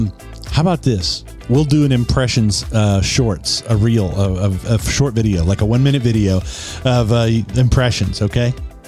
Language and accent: English; Southwest Kansas, United States; moved away; also born or lived in Topeka, Kansas; I grew up in Western Kansas, Southwest Kansas, actually.